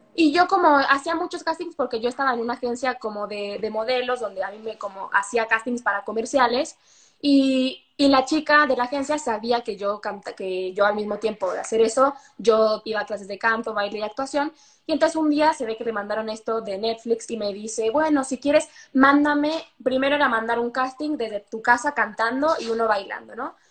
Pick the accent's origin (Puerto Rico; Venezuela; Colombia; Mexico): Mexico; moved away; soy de México